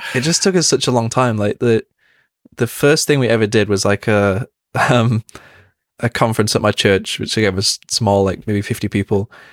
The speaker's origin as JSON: {"language": "English", "town": "Manchester", "region": "North West England", "country": "United Kingdom", "tie": "born or raised there", "said": "Growing up in Manchester is a big music city"}